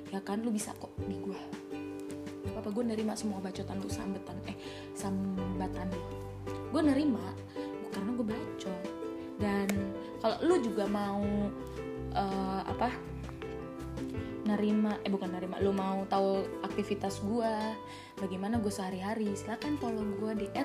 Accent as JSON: {"language": "Indonesian", "town": "Cirebon", "region": "West Java", "country": "Indonesia", "said": "gue tuh asal dari Cirebon tapi gue nggak nggak netap gitu loh"}